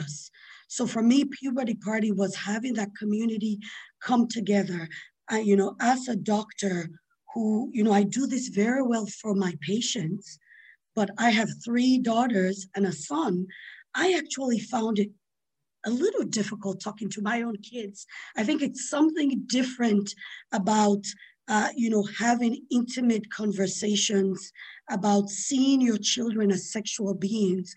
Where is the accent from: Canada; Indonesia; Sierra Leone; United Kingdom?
Sierra Leone; I grew up in Sierra Leone, in West Africa